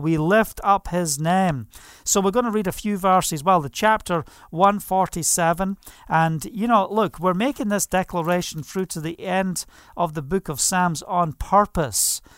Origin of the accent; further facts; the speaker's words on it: Scottish Highlands, Scotland, United Kingdom; I was brought up in the Scottish mountains